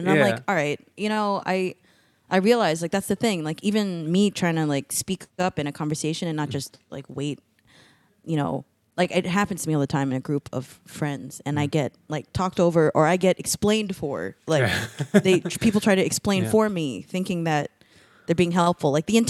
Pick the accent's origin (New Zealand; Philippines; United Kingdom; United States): Philippines; It's like being a woman, being a Filipino, being like a not typical like body shape of women